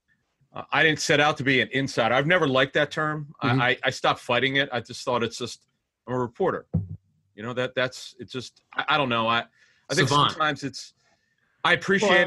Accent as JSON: {"language": "English", "town": "Philadelphia", "region": "Pennsylvania", "country": "United States", "tie": "born or raised there", "said": "Growing up in Philadelphia, I felt in the 70s and 80s, when I was growing up"}